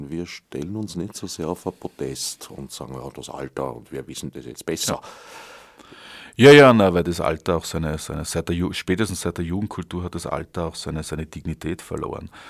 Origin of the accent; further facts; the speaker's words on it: Vienna, Austria; Du denkst sehr viel an den Tod. Äh, ich bin Wiener.